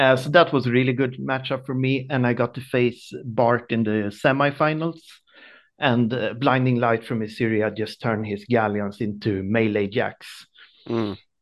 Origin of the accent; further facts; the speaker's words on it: small town close to Stockholm, Stockholm County, Sweden; I'm from Sweden, small town close to Stockholm